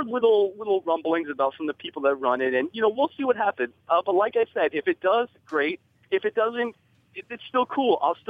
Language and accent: English; New Jersey, United States; moved away; being a kid growing up in New Jersey, who have gone to many of the New Jersey … Expos